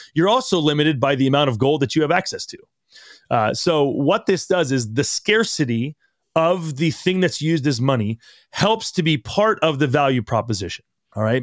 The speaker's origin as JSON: {"language": "English", "country": "United States", "tie": "born or raised there", "said": "we as growing up in America"}